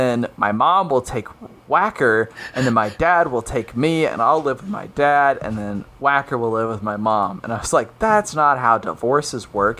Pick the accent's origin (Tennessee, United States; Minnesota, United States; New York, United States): New York, United States; That's my North Bath accent. Hey, I'm from New York.